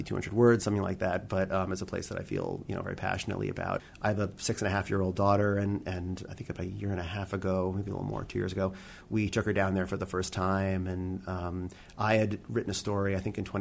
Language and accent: English; New York, United States; I'm a New Yorker